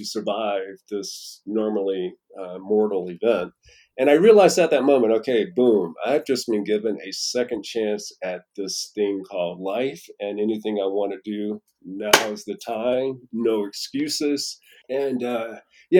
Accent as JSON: {"language": "English", "town": "Raleigh", "region": "North Carolina", "country": "United States", "moved": "yes", "said": "I'm from Raleigh, North Carolina. So anytime I would go home to see my parents"}